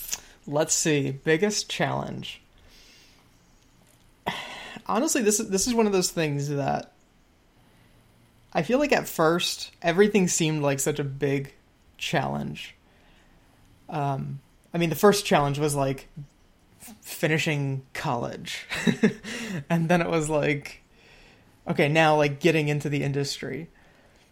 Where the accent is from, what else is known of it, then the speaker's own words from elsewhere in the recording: Midwest, United States; we're from the Midwest, different sides of the Midwest